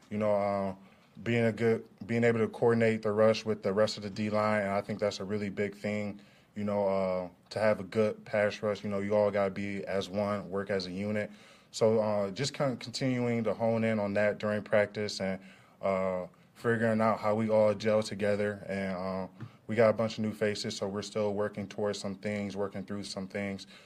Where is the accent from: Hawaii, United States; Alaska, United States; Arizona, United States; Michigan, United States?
Michigan, United States; Detroit; You know, I'm from Detroit. You know, grew up a Detroit fan base kid. You know, Pistons, Tigers, Lions, Red Wings, all of them teams.